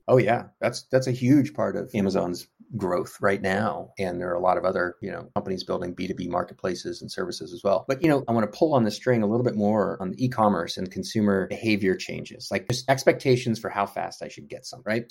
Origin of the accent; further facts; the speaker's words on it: Houston, Texas, United States; moved away as an adult; also born or lived in North Carolina; So I grew up in Houston, Texas. I'm a Texan.